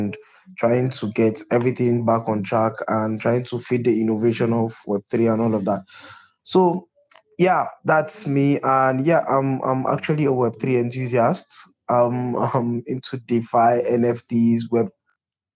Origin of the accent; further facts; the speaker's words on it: Kaduna State, Nigeria; also born or lived in Zaria; I'm from the north. I'm from Kaduna State